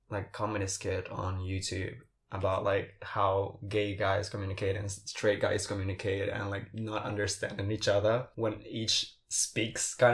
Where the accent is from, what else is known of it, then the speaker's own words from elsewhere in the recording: Paraguay; English is a second language; moved away; So for people who do not know, I'm from Paraguay. I do not. I may not sound like it, but I am. And I have this group of friends that we are all from Paraguay.